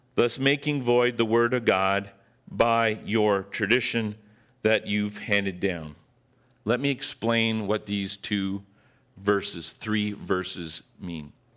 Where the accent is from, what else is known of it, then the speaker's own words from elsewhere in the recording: Northern Ontario, Canada; that I grew up with in Northern Ontario